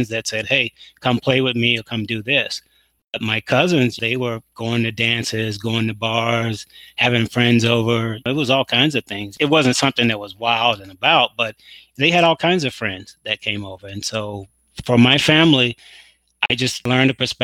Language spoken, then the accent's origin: English; Mississippi and Texas, the South, United States; I'm from down south. I grew up in Mississippi and in Texas.